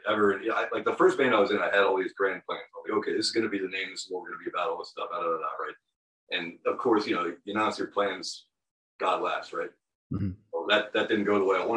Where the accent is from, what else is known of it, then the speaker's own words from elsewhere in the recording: Virginia, United States; We're from Virginia